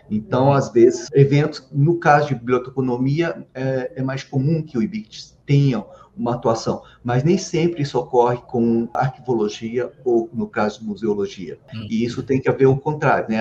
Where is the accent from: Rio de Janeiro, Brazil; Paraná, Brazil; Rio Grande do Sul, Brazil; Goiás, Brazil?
Goiás, Brazil; Anápolis; now in Brasília, Brazil; eu sou goiano. Eu nasci em Anápolis, interior de Goiás apesar da família toda ser do interior de São Paulo, mas vieram para Goiás e eu sou, eu sou de Anápolis